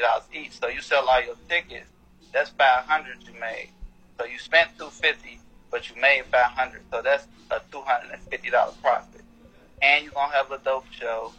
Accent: Cincinnati, Ohio, United States; now in West Palm Beach, United States; I'm originally from Cincinnati, Ohio

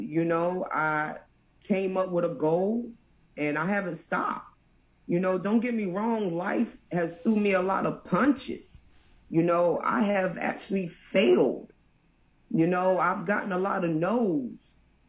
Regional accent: Durham, North Carolina, United States; also born or lived in Brooklyn, New York; now in Houston, United States; I'm from Durham, North Carolina, sprinkled with Brooklyn, New York. And right now, I'm in Houston, Texas, Longhorn State, baby, put it up.

